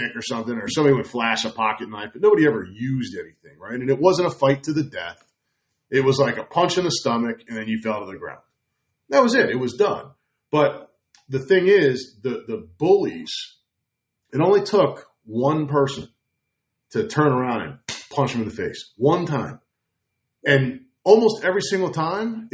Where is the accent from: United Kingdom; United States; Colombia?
United States; New Jersey; I grew up in New Jersey